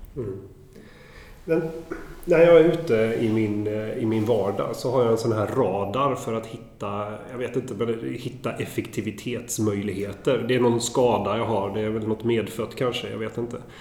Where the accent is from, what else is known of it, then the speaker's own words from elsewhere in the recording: Sweden; blir man ju stolt som svensk